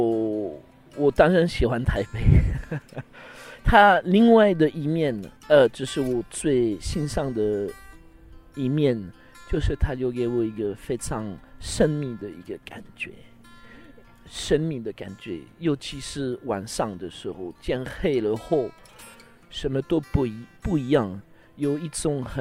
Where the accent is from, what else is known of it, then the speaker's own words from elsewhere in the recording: France; Chinese is a second language; now in Taiwan; 我们法国人吃饭一定要 OK 喝水，那要不然就是喝喝红酒，要不然就是一定要有饮料，一边吃一边喝。